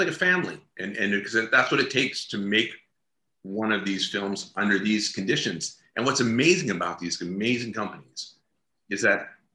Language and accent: English; Atlantic Canada, Canada; I come from Atlantic Canada